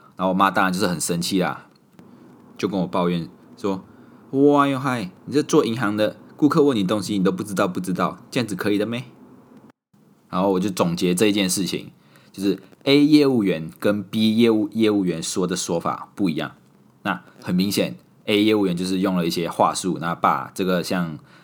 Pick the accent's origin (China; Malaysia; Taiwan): Malaysia; moved away as an adult; also born or lived in Singapore; 我手里拿着马来西亚的护照，所以她知道我是马来西亚人